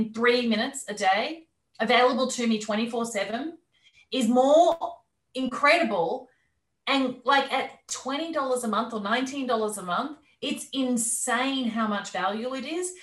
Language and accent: English; Australia; moved away as an adult; also born or lived in London; even though I'm Australian, I'd been living there for many years